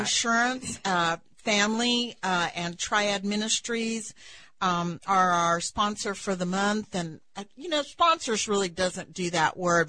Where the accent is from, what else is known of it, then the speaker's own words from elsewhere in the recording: West Texas, United States; moved away; I come from West Texas